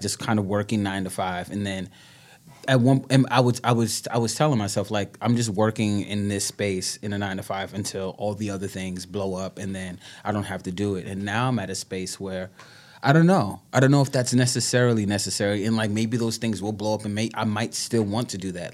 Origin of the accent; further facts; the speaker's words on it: New York City, New York, United States; also born or lived in Brooklyn; born and bred in New Yorker, Bronx, Bronxite to, to, to the death